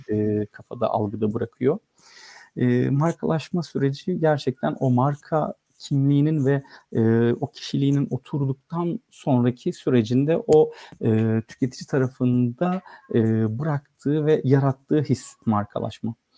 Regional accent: Istanbul, Turkey; also born or lived in Samsun; İstanbul'da doğdum 1979 yılında. E, Samsunluyum aslen.

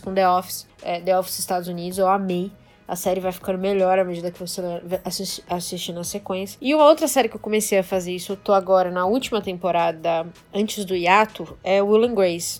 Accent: Brazil; a gente é brasileiro

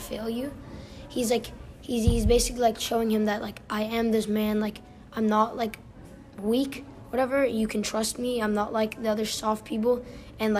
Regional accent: South Africa; moved away; growing up in South Africa

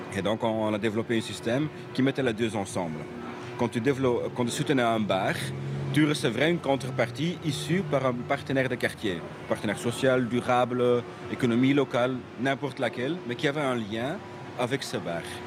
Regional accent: Brussels, Brussels-Capital Region, Belgium; je suis bruxellois aussi

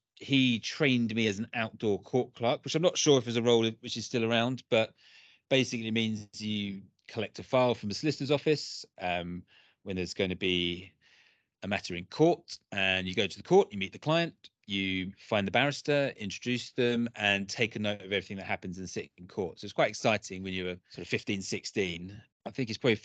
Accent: Brentwood, East of England, United Kingdom; I grew up in a town called Brentwood in Essex

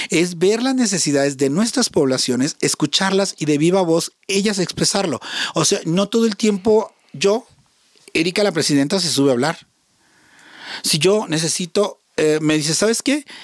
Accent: Monterrey, Nuevo León, Mexico; moved away; porque soy de Monterrey. Ajá. Soy regia.

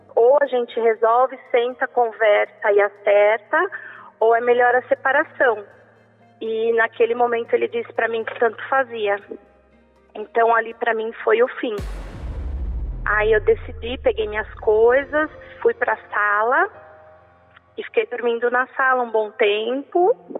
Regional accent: São Paulo, Brazil; eu sou daqui da Vila Alpina, de São Paulo

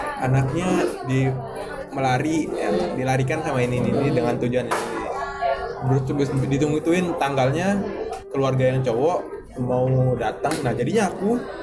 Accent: Lombok, West Nusa Tenggara, Indonesia; di daerahku, di Lombok

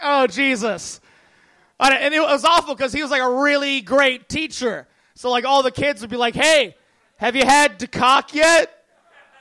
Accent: San Bernardino, California, United States; I grew up in San Bernardino

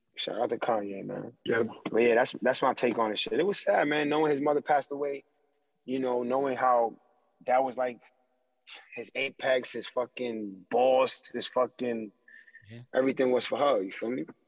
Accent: New York, United States; I'm from New York

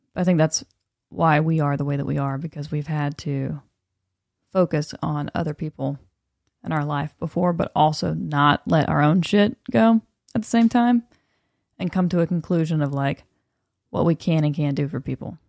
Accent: the South, United States; accent: Southern; now in Los Angeles, United States; I was Southern

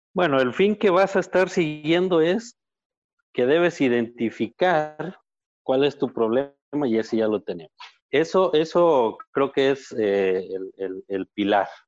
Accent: Zacatecas, Mexico; yo soy de una zona que no es árida, Zacatecas tiene alguna área que no es eh, árida completamente.

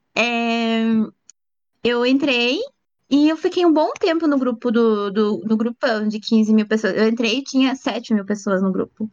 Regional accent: Paranaguá, Paraná, Brazil; moved away as an adult; now in Curitiba, Brazil; eu sou do Paraná. Eu moro em Curitiba, mas há pouco tempo, faz um ano, um ano e meio. Eu nasci em Paranaguá

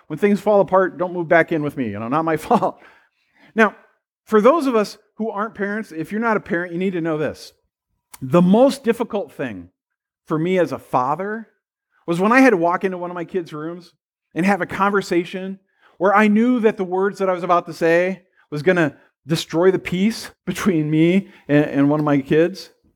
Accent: United States; I was born in the United States of America.

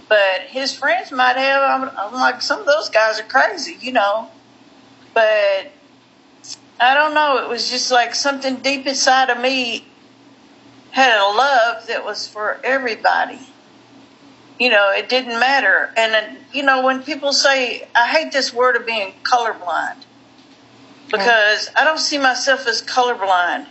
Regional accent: Western Kentucky, United States; also born or lived in New Orleans, Louisiana; we moved from New Orleans back to Western Kentucky when my son was 3

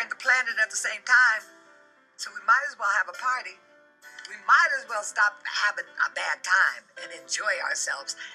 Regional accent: Denver, Colorado, United States; we grew up on Welton Street and then on Curtis, so we weren't far.

